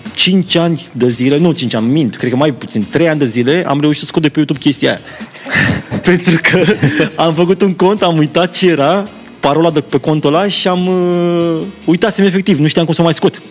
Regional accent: Roșiorii de Vede, Teleorman County, Romania; eu vin din Roșior de Vede

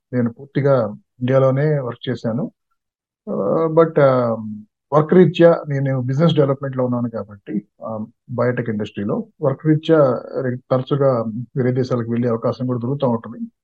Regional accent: Coastal Andhra, Andhra Pradesh, India; moved away as an adult; also born or lived in Warangal / Hyderabad / Bengaluru; కోస్తా ఆంధ్రలో పుట్టి పుట్టి పెరిగాను

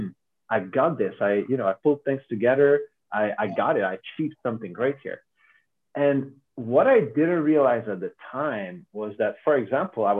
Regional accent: Hungary; I'm from Hungary

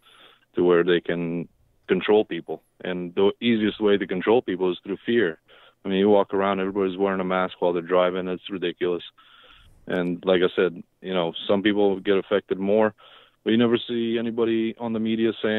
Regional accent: Romania; now in Virginia, United States; I'm immigrant from Romania. Been in this country since 1990

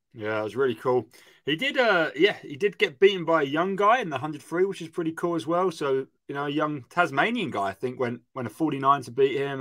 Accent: United Kingdom; I'm British

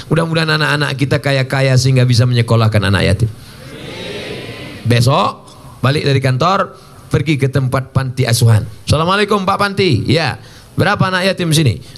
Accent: Riau, Indonesia; saya ceramah lah saya dari Riau ada satu kabupaten di tempat saya zakatnya 10 miliar

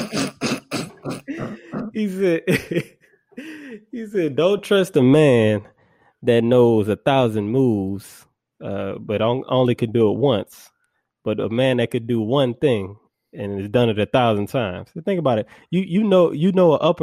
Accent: New Orleans, Louisiana, United States; I grew up there, you know, I spent a lot of time there and, you know, I know city like the back of my hand

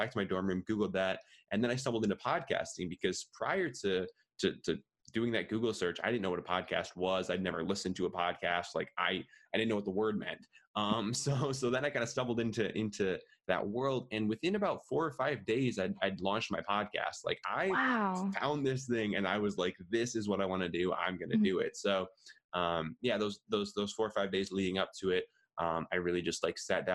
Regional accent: Minneapolis, Minnesota, United States; also born or lived in Madison, Wisconsin; born and raised in the Midwest. I've grown up in Minneapolis, Minnesota my whole life

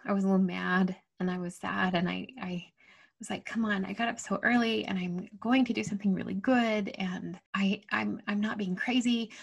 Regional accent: Utah, United States; I'd grown up, and born and raised in Utah, and so super comfortable in the snow

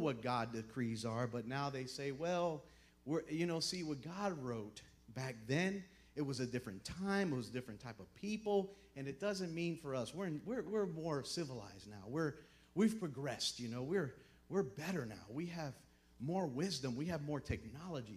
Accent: Miami, Florida, United States; moved away; I'm from Miami, Florida

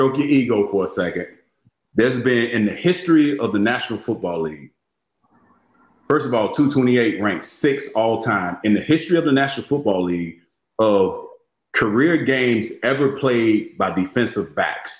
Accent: Florida, United States; I'm from Florida

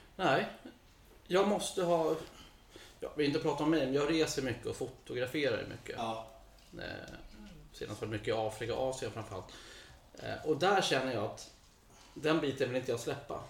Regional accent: Botkyrka, Stockholm County, Sweden; also born or lived in United States / Copenhagen, Denmark; Jag är uppvuxen i, eh, i Hallunda, Norsborg.

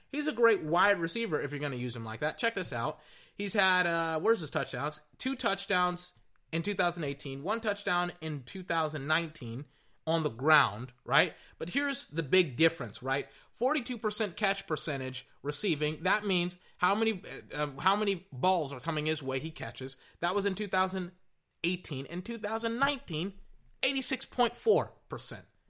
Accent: Weir, Texas, United States; I'm from Weir, Texas. Weir is like a couple of miles outside of Georgetown, which is why I always say I'm from Georgetown instead of Weir

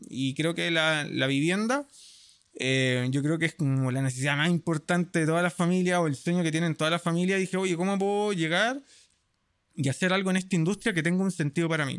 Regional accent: Santiago, Santiago Metropolitan Region, Chile; also born or lived in La Florida, Santiago; yo crecí cuando era pequeño en la Florida, después viví casi toda mi vida en San Miguel, terminé viviendo con mis abuelos

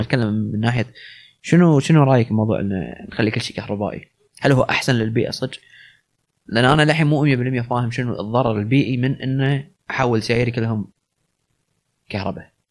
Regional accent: Kuwait; عندنا بالكويت

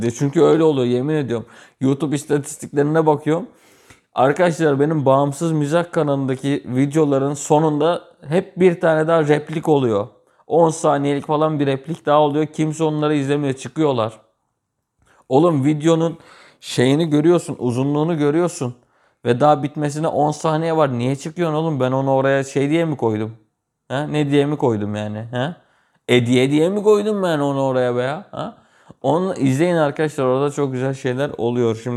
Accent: Gölcük, Kocaeli, Turkey; also born or lived in Kütahya; Ben 7 Kasım 96'da doğdum. Kütahya'da doğdum. Sonrasında biz bir 6-7 ay sonra şey geldik. Kocaeli'ye, Gölcük'e geldik.

